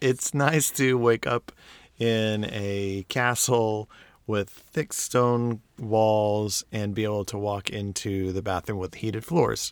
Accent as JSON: {"language": "English", "country": "United States", "said": "I'm an American"}